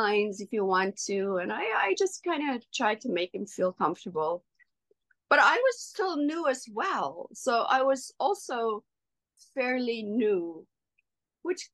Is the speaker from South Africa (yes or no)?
yes; South Africa; first language Afrikaans; English is a second language; moved away as an adult; coming from South Africa, working in a second language. Afrikaans is my first language